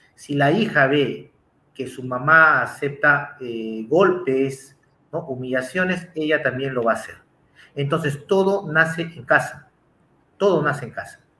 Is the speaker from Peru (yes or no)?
yes; Peru; yo en Perú